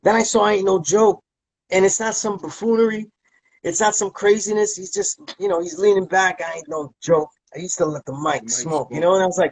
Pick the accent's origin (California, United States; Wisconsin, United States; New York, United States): New York, United States; New York City; I was grew up in a neighborhood where everybody was Puerto Rican